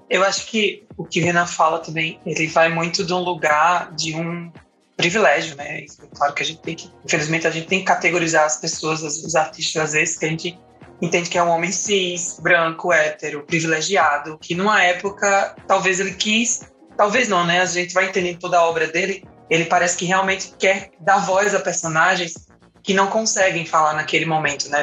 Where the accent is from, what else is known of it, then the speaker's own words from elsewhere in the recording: Paraíba, Brazil; now in Recife, Brazil; sou paraibana, mas moro em Recife